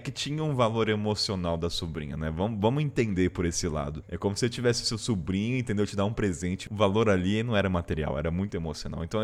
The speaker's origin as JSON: {"language": "Portuguese", "country": "Brazil", "said": "eu sou brasileira, não sou idiota, vou dar um jeito."}